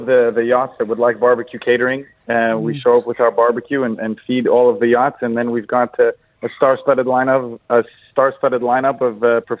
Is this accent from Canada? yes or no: no; Egypt; now in Dubai, United Arab Emirates